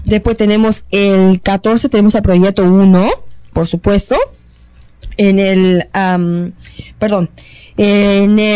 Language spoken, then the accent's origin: Spanish; Uruguay; now in Toronto, Canada; yo soy de Uruguay